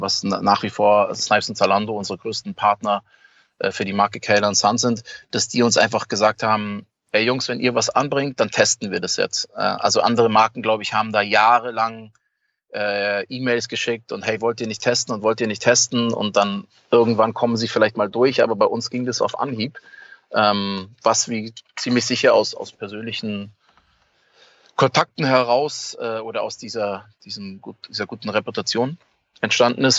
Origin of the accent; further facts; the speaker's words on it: Munich, Bavaria, Germany; als Münchner äh, Junge